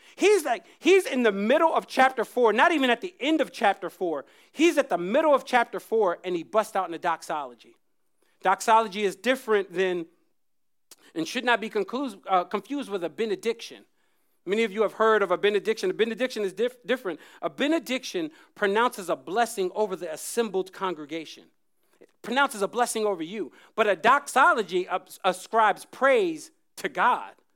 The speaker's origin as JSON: {"language": "English", "town": "Jacksonville", "region": "North Carolina", "country": "United States", "tie": "born or raised there", "moved": "yes", "said": "I grew up in North Carolina"}